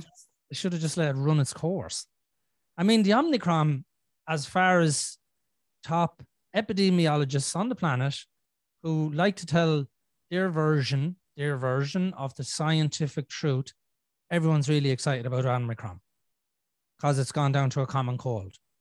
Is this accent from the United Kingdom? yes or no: no; Ireland